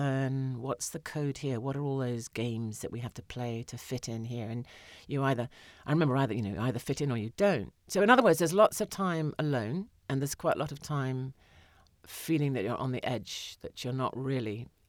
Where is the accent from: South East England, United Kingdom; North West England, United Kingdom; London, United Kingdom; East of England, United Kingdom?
South East England, United Kingdom; Windsor; But yeah, no, I was brought up on Windsor Rep, you know, productions that were probably, if I saw them now, they might not be the greatest.